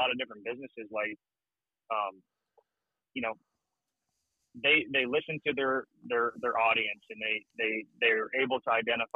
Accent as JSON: {"language": "English", "region": "Michigan", "country": "United States", "said": "We're from Michigan"}